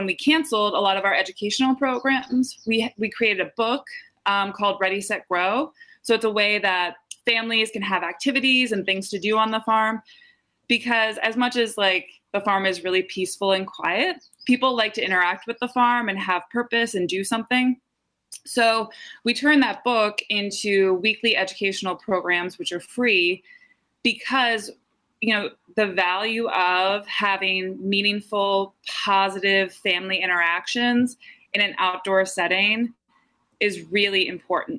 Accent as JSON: {"language": "English", "town": "West Chester", "region": "Pennsylvania", "country": "United States", "moved": "as an adult", "lives_now": "Saratoga Springs, United States", "said": "I'm from Westchester, Pennsylvania originally."}